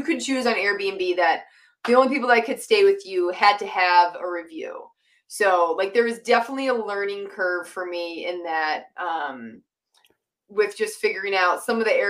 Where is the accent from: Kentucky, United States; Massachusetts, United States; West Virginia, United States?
Massachusetts, United States; moved away as an adult; now in Utah, United States; I grew up in Massachusetts. I moved to Utah in 2016